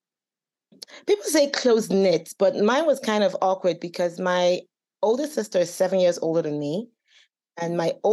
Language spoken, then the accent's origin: English; Enugu, Enugu State, Nigeria; also born or lived in Houston, Texas / Owerri; now in United States; I've grown up in Nigeria for most of my life, even though I went to school here. I grew up in Enugu, but I'm from Owerri.